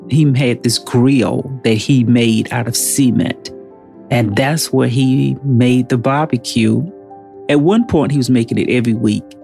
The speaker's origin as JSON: {"language": "English", "town": "Rehoboth", "region": "North Carolina", "country": "United States", "said": "we are from Northampton County, North Carolina rural, rural, rural North Carolina. They have two stoplights and one high school in the entire county. We live in a little area called Rehobot"}